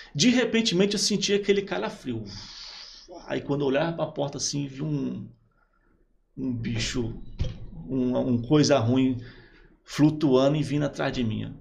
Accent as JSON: {"language": "Portuguese", "town": "Praia Grande", "region": "São Paulo", "country": "Brazil", "tie": "born or raised there", "also_born_or_lived": "São Vicente / Piauí", "moved": "as an adult", "said": "eu sou de São Paulo, né? Nasci em São Vicente"}